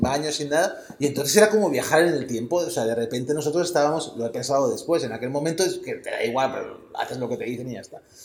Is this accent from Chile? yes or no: no; Barcelona, Catalonia, Spain; Yo soy de La Verneda, que es un barrio del extrarradio de Barcelona